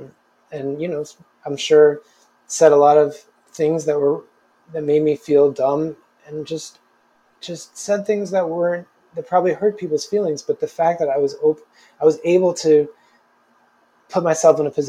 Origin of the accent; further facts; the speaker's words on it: New Jersey, United States; now in New York City, United States; I grew up right outside of New York City